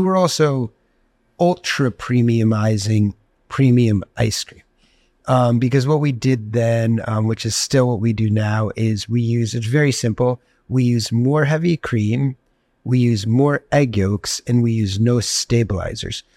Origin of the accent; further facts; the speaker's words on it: Greenwich, Connecticut, United States; growing up in Greenwich, Connecticut